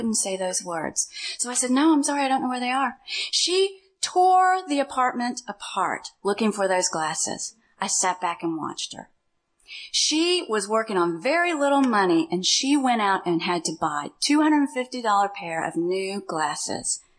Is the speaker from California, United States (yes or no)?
no; Louisville, Kentucky, United States; moved away as an adult; I came from Louisville, Kentucky